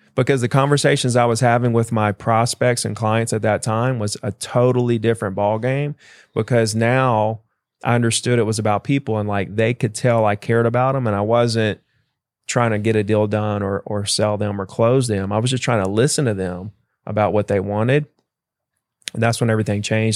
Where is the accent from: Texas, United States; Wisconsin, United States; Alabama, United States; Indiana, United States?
Alabama, United States; Gulf Shores; I grew up in Gulf Shores, Alabama